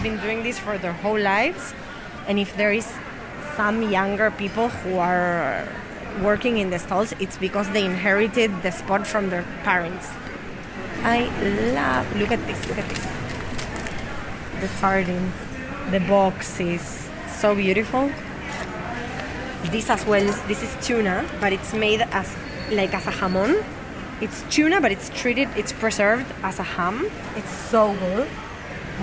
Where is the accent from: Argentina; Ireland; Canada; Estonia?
Argentina; now in Barcelona, Spain; I'm from Argentina and the cuts of the meat are different names in my country.